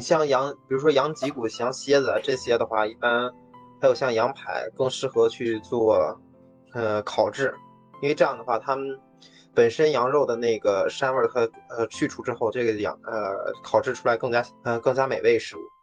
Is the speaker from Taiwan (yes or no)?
no; Inner Mongolia, China; 作为一个来自于内蒙的汉子